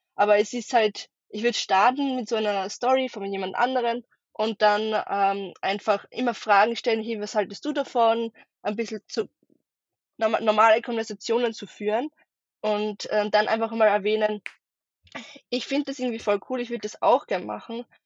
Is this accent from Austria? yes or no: yes; Austria; ich ähm, bin aus Österreich, wie man wahrscheinlich bei meinem Dialekt ein bisschen merken wird